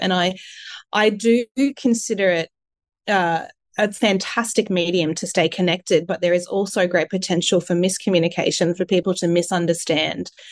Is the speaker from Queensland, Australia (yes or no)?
yes; Sunshine Coast, Queensland, Australia; also born or lived in Adelaide; I was born in Adelaide, and I moved to the Sunshine Coast when I was only, you know, three years old, I think. And I did all my schooling on the coast